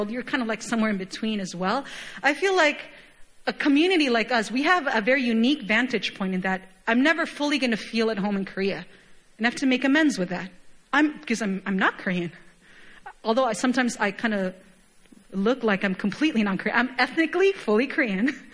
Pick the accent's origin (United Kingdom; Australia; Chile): Chile; moved away; Even when I go back home, I, my, my hometown is home nation is Chile, very, very far, literally on the other side of the globe.